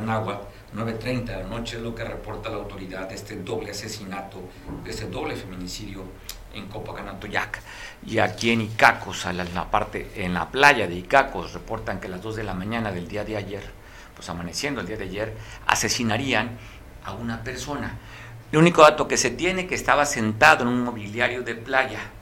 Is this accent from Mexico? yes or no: yes; Costa Grande, Guerrero, Mexico; los que somos originarios de la Costa Grande